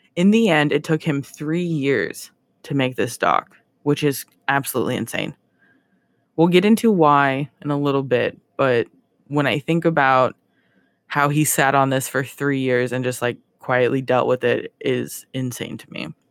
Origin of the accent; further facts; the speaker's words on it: Ohio, United States; I'm from Ohio. Corn is all we